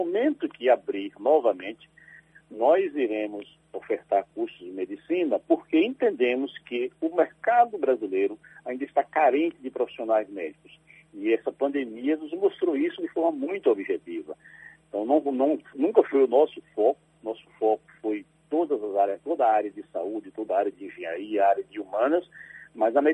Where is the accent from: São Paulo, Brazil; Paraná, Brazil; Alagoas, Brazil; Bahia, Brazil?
Bahia, Brazil; Alagoinhas; born there; Eu nasci em Alagoinhas, mas vivi muito tempo em Sagre Dias, na aquela região lá de Mimoso